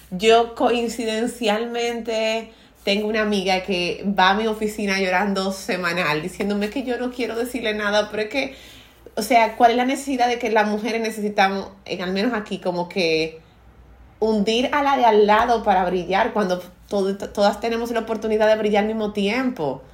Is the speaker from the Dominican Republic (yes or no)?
yes; Dominican Republic; culturas como la dominicana, donde nos obligan a comer los padres desde pequeños